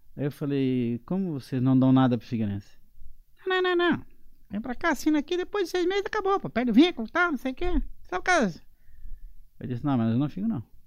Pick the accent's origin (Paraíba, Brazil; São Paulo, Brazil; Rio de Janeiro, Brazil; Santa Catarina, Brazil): Santa Catarina, Brazil; Siderópolis; moved away as an adult; now in Portugal; a minha vida começa em Siderópolis, de onde eu sou natural.